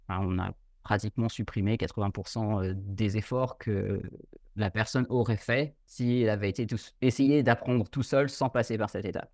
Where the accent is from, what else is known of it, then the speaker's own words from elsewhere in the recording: Dijon, Bourgogne-Franche-Comté, France; first language French; Moi, je suis français, je suis de Dijon à la base